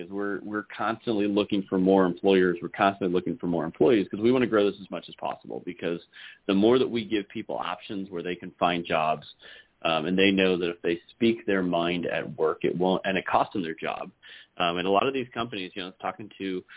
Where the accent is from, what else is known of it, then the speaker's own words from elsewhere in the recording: San Francisco Bay Area, California, United States; moved away as an adult; now in Idaho, United States; I grew up in the San Francisco Bay Area. I moved to Idaho to try and find freedom.